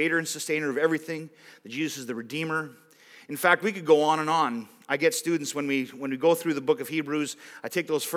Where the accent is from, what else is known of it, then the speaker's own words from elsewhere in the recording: Roseisle, Manitoba, Canada; I grew up in Rose Isle, like just over there